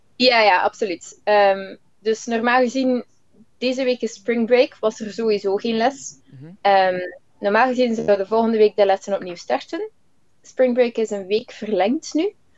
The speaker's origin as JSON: {"language": "Dutch", "region": "Flanders", "country": "Belgium", "moved": "yes", "said": "als Vlaming hebben we wel het ongelooflijke voordeel dat we heel veel Engels horen, al van jongs af"}